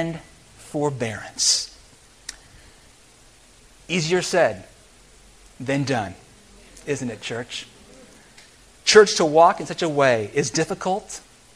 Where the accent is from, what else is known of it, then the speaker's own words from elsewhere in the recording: United States; I'm an American